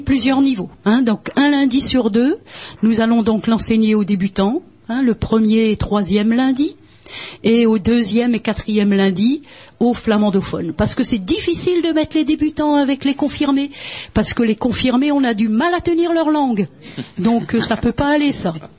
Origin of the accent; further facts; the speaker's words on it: Bergues, Hauts-de-France, France; d'enseigner le flamand à Bergue, ma ville natale